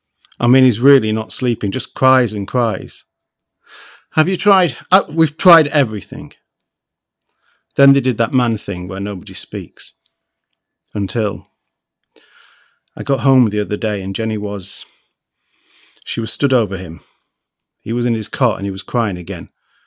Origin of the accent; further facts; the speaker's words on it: Liberia; born there; She's a Liberian writer. I was born in Liberia and...